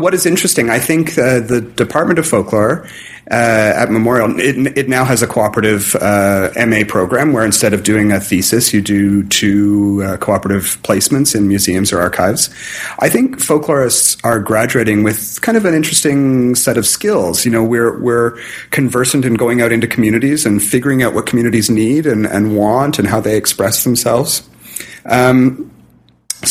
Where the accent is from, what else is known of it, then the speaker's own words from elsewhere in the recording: Southern Ontario, Canada; moved away; I grew up in Southern Ontario